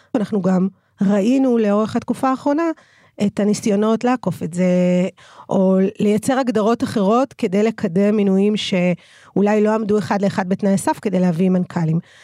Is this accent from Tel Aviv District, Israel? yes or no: no; Ramla, Central District, Israel; אני נולדתי וגדלתי ברמלה